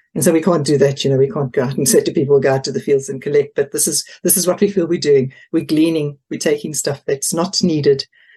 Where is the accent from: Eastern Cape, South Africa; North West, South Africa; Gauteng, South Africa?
Eastern Cape, South Africa; Port Elizabeth; moved away as an adult; now in Potton, United Kingdom; we came from Port Elizabeth originally, which is on the east coast, southeast coast.